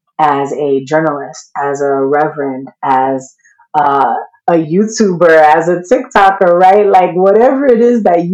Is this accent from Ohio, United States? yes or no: no; New York, United States; I'm from New York and we do not grow up believing in joy. We grow up ready to fight